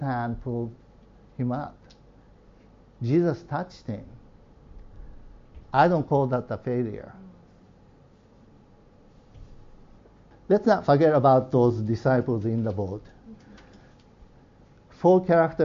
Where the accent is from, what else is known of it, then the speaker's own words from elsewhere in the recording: Nagano, Japan; moved away; I grew up in Nagano